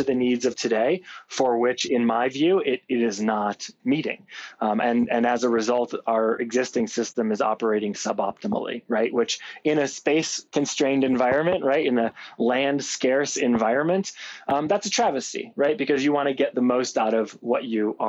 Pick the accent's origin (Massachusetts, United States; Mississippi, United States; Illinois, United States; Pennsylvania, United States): Illinois, United States; Chicago; now in Aspen, United States; I grew up in Chicago, but I grew up as one of those tourists